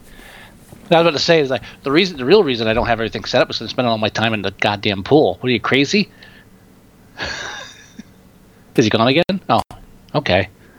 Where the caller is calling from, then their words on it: Texas, United States; I'm calling from Texas, and we're still doing a show, but sorry about that. We've been out for like 6 weeks almost because of me, picking up my entire life and moving cross-country.